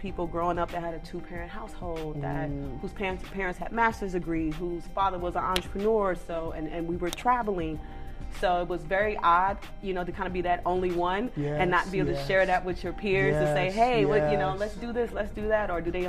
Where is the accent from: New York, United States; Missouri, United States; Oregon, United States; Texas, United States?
Missouri, United States; Kansas City; I'm originally from Kansas City, Missouri.